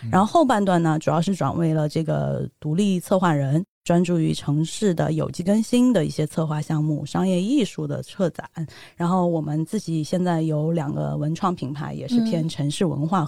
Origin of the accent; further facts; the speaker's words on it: Chengdu, Sichuan, China; moved away as an adult; also born or lived in Singapore; 土生土长的成都人。但是因为我呃学习的经历吧，我在新加坡呃读了我的本科、研究生，